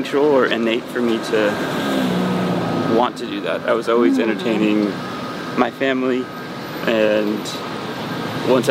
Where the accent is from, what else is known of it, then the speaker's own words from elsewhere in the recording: Texas, United States; Growing up in Texas